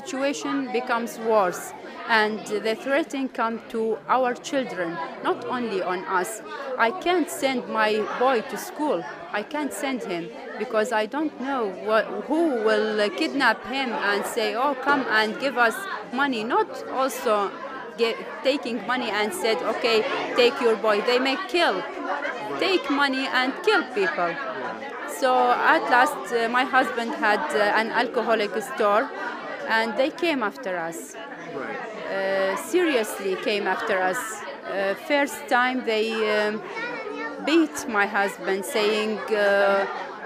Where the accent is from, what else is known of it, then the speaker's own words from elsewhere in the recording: Iraq; moved away as an adult; now in Jordan; I am from the Iraqi refugees